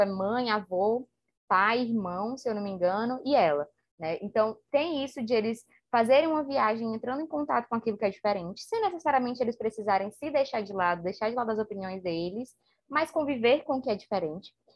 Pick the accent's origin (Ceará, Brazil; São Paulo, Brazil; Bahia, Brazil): Ceará, Brazil; a gente aqui no Ceará tem muito um ditado de assim, ah, seja cabra macho